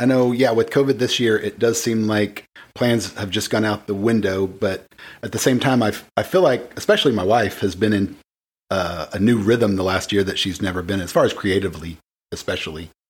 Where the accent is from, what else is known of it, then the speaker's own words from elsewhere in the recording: the Bible Belt, United States; because I grew up in the Bible Belt